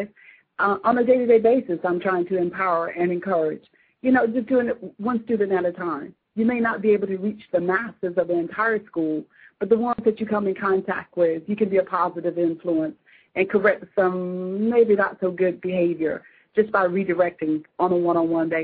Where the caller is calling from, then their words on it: Charleston, United States; I'm calling from Charleston.